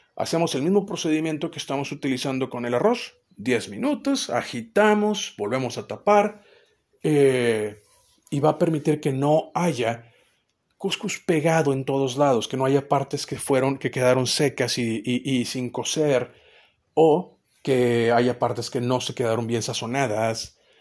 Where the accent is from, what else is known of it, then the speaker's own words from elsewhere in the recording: Mexico; siendo mexicano las pupilas gustativas están un poquito más dañadas